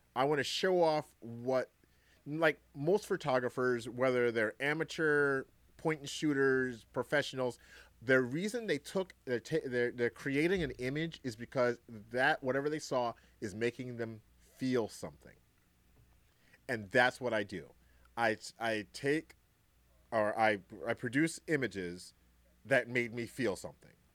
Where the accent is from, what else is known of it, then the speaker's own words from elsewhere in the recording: New York City, New York, United States; also born or lived in Greensboro, North Carolina; now in Wisconsin, United States; I was born in Brooklyn, New York. Um, lived in Greensboro, North Carolina for a long time.